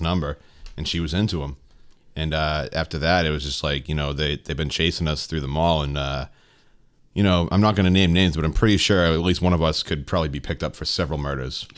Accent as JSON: {"language": "English", "town": "Stoneham", "region": "Massachusetts", "country": "United States", "said": "I'm from Stoneham"}